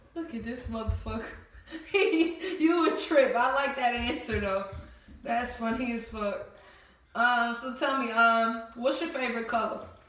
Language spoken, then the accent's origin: English; New Jersey, United States; now in Atlanta, United States; I'm from Jersey, so of course. Cause I know when I came over here to Atlanta